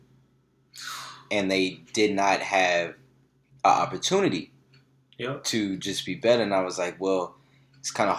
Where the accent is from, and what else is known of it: Alexandria, Louisiana, United States; born or raised there